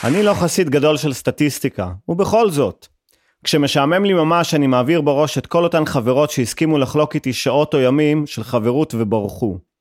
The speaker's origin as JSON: {"language": "Hebrew", "town": "Haifa", "region": "Haifa District", "country": "Israel", "said": "כחיפאי ושמוצניק"}